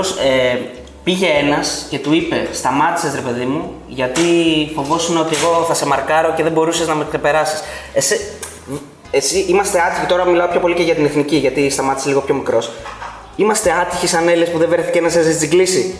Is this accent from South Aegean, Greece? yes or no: no; Thessaloniki, Central Macedonia, Greece; εμεί είμαστε από Θεσσαλονίκη